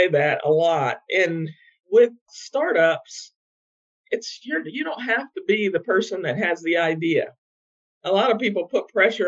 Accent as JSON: {"language": "English", "region": "Ohio", "country": "United States", "tie": "born or raised there", "moved": "as an adult", "lives_now": "North Carolina, United States", "said": "I grew up in Ohio, in the Midwest, actually, around a lot of farms"}